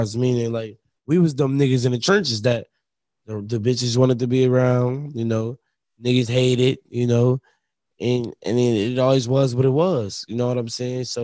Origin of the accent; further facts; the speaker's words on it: Buffalo, New York, United States; we're from Buffalo